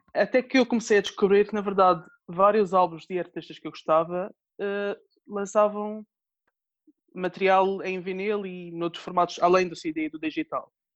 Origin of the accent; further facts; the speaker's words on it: Madeira, Portugal; sou da Madeira